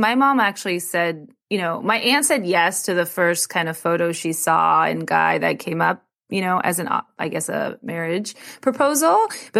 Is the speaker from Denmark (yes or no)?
no; India; I'm like Indian, so I just assume everybody knows. Like, yeah, of course it was an arranged marriage.